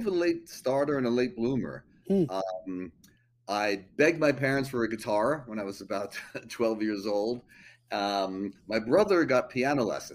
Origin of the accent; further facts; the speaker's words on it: Long Island, New York, United States; moved away as an adult; also born or lived in Brooklyn, New York; now in Manhattan, United States; Born in Brooklyn, grew up on Long Island.